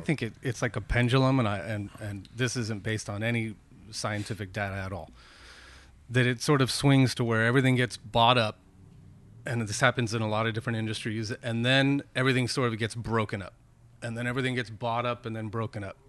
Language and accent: English; Petaluma, California, United States; I grew up here. I grew up here in Petaluma.